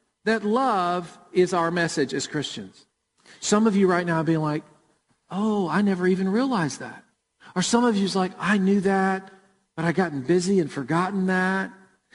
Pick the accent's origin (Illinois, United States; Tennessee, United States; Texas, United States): Tennessee, United States; Murfreesboro; Jennifer and I grew up in Murfreesboro, and we went to World Outreach Church